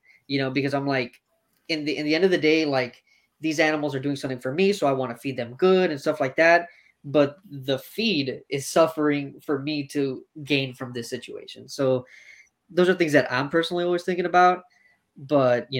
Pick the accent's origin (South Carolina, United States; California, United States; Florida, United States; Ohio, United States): Florida, United States; Miami; I'm from Miami, so I'm from the root of the problem